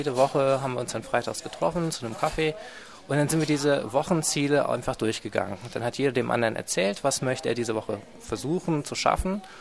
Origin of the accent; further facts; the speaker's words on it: Aachen, North Rhine-Westphalia, Germany; now in Dresden, Germany; Ich komme ursprünglich aus Aachen und wohne jetzt in Dresden und studiere hier an der HTW Dresden